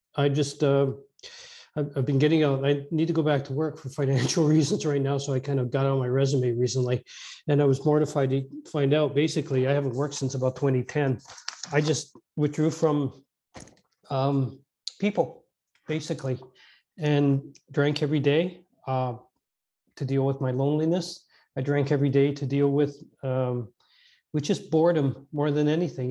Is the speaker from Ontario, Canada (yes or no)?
no; Edmonton, Alberta, Canada; I was born out in Western Canada, in Edmonton, Alberta